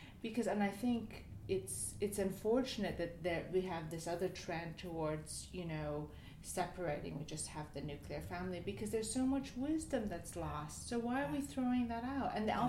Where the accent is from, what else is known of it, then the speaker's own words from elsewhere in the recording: United States; now in Europe; I was born in America